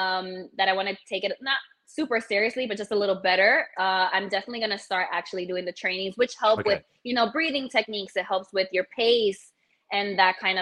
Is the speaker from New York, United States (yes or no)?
yes; New York City, New York, United States; I'm originally from the Bronx in New York